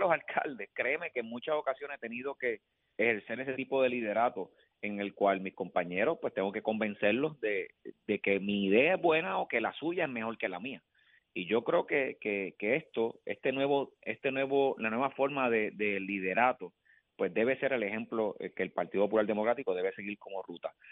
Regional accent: Villalba, Puerto Rico; mi pueblo

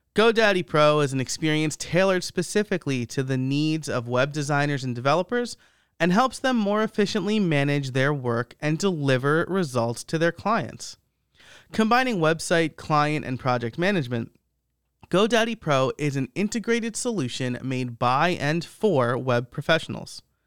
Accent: New York, United States; I'm from the Northeast. I grew up in New York

